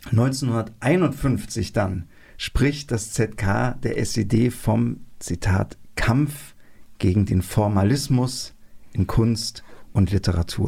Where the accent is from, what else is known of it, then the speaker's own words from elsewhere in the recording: GDR, East Germany, Germany; Wir sind beide noch in der DDR geboren. Äh, ich bin sogar noch eingeschult worden, gerade so.